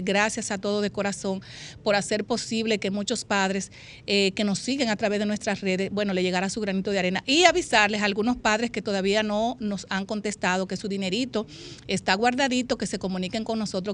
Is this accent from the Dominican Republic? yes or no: yes; Dominican Republic; a mi pueblo dominicano